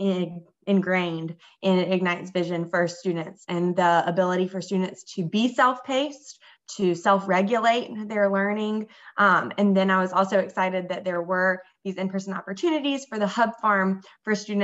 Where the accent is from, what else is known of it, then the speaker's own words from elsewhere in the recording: Columbia, South Carolina, United States; moved away as an adult; now in Durham, United States; I'm from Columbia, South Carolina